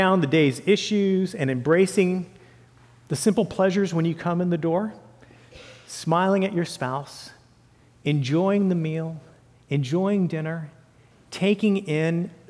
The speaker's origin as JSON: {"language": "English", "area": "Santa Cruz Mountains", "region": "California", "country": "United States", "tie": "born or raised there", "said": "I grew up with newts in Santa Cruz Mountains area"}